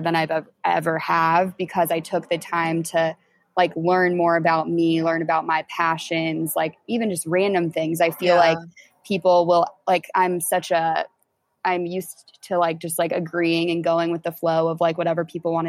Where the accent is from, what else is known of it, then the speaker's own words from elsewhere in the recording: Indianapolis, Indiana, United States; moved away as an adult; move back to like my hometown in Indy